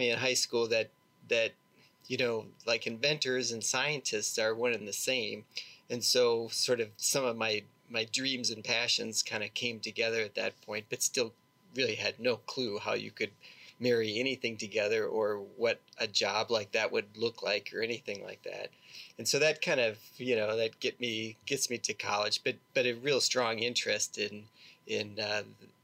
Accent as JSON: {"language": "English", "town": "Milwaukee", "region": "Wisconsin", "country": "United States", "tie": "born or raised there", "said": "I grew up in suburb of Milwaukee, Wisconsin"}